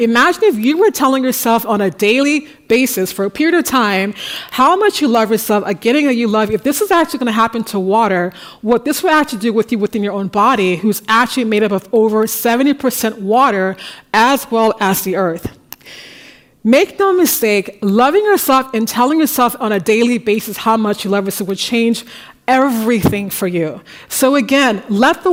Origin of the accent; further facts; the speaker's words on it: United States; now in Paris, France; I'm an American